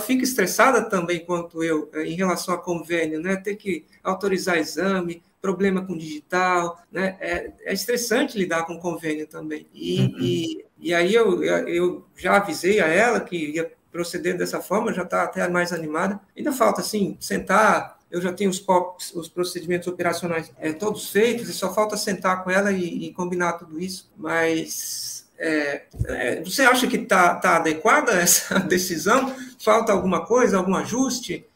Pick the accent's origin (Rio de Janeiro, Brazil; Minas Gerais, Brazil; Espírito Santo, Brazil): Espírito Santo, Brazil; Vitória; moved away as an adult; also born or lived in Catanduva / São Paulo; Eu sou de Vitória, no Espírito Santo, formei por lá, pela Santa Casa